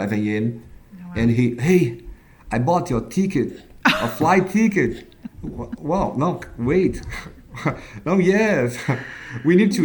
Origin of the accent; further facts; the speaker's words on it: Brazil; I'm from Brazil